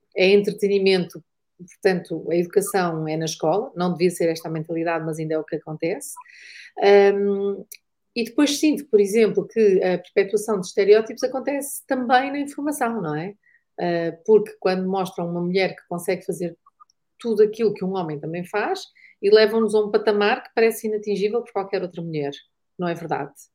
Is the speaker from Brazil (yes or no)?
no; Porto, Norte, Portugal; Eu sou do Porto